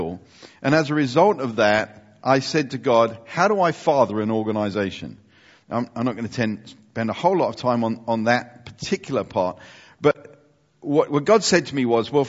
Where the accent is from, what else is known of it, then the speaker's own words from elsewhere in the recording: United Kingdom; we are British Europeans.